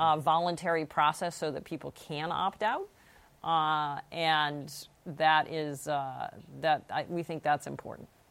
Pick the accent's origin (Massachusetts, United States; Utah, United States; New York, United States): Massachusetts, United States; My home state of Massachusetts